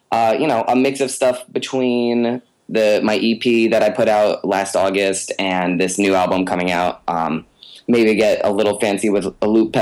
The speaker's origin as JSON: {"language": "English", "region": "Connecticut", "country": "United States", "also_born_or_lived": "Ithaca, New York", "moved": "as an adult", "lives_now": "New York City, United States", "said": "I'm originally from Connecticut"}